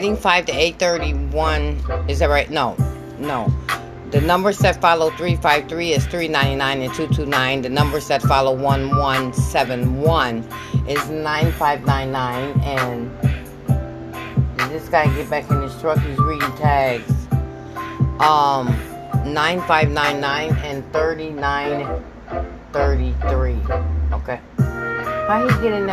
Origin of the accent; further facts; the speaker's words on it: Michigan, United States; I'm from Michigan